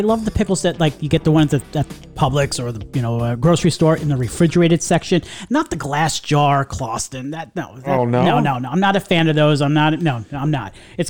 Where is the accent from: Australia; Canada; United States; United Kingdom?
United States; New York; moved away; growing up in New York